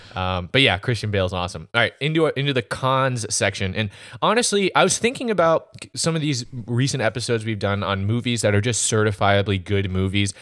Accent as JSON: {"language": "English", "country": "United States", "said": "I'm an American"}